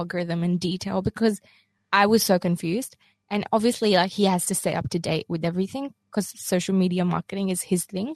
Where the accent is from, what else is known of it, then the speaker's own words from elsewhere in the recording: Pakistan; I'm Pakistani